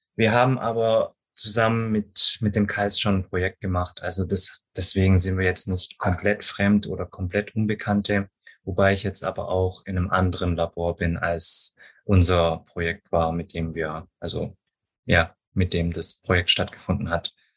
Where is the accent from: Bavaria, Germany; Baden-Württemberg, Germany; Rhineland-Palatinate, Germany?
Baden-Württemberg, Germany; Stuttgart area; Ich bin ja auch selber hier aus der Gegend, deswegen ich hoffe, dass mein Dialekt nicht zu stark ist